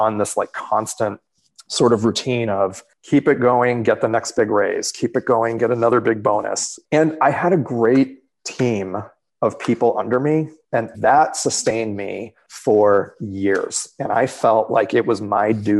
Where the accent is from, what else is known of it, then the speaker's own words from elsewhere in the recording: Boston, Massachusetts, United States; moved away as an adult; from Boston, where I grew up